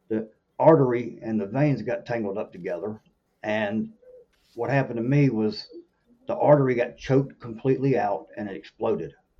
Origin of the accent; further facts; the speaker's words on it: Norfolk, Virginia, United States; moved away as an adult; now in South Carolina, United States; I grew up in Norfolk, Virginia, where there's obviously nowhere to hunt